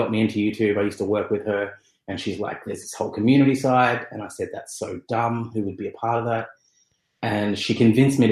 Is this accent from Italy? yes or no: no; Sydney, New South Wales, Australia; I'm from Sydney